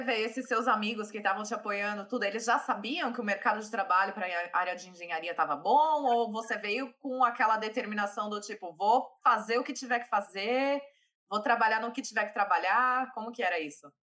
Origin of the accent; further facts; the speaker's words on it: São Paulo, Brazil; now in Ireland; minha conterrânea, somos lá de São Paulo, ZL